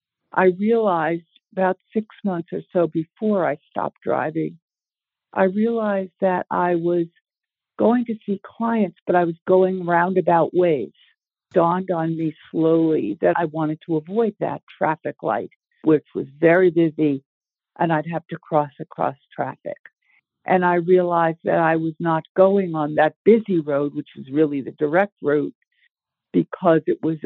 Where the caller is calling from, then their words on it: near Portland, southern Maine, United States; I'm calling from Maine. I live in southern Maine, not too far outside of Portland. I am 80 years old as of May this year